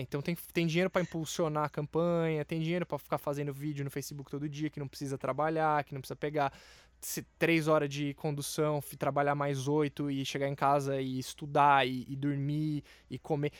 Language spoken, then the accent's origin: Portuguese; Brazil; eu me vejo enquanto brasileiro